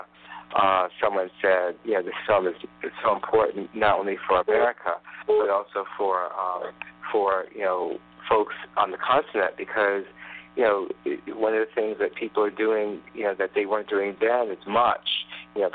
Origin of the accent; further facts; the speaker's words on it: Tanzania; moved away; when I was growing up in Tanzania